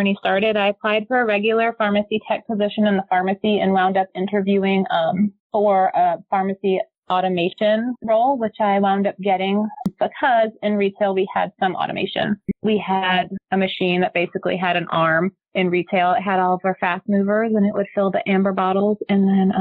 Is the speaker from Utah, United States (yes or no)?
no; North Carolina, United States; I grew up here in North Carolina